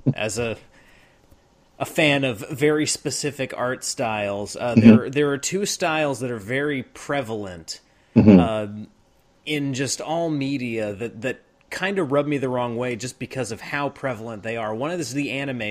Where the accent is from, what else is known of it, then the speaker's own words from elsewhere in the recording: Southeast, United States; I'm from the Southeast, and it's, I mean, like, where I'm from, it's 2 hours to the beach, it's 2 hours to the mountains.